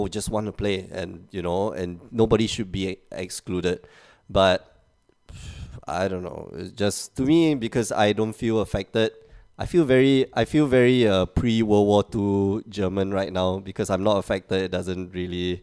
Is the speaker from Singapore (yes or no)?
yes; Singapore; now in Portugal